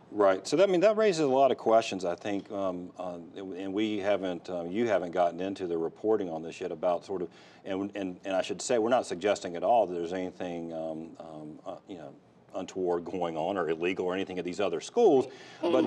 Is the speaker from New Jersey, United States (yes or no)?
no; Fayetteville, North Carolina, United States; my hometown, Fayetteville